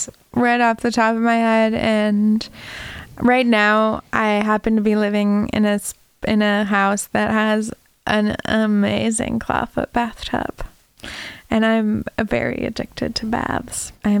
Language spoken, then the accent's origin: English; Minnesota, United States; moved away as an adult; also born or lived in Washington State; growing up in Minnesota, there's a lake, you know, less than a mile from my house